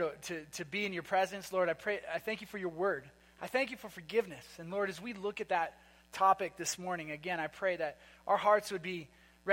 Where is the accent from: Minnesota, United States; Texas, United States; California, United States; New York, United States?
Minnesota, United States; moved away; I'm from Minnesota